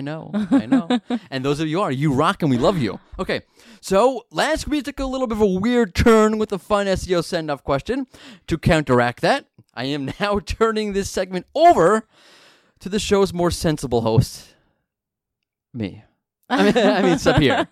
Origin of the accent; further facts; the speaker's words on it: United States; I'm from America